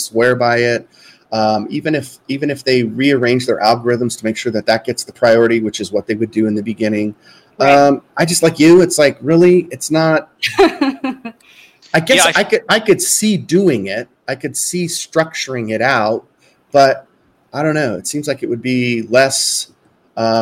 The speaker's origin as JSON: {"language": "English", "region": "Southern California", "country": "United States", "tie": "born or raised there", "moved": "yes", "lives_now": "Arizona, United States", "said": "I live in Arizona. I live in the Southwest. I grew up in Southern California"}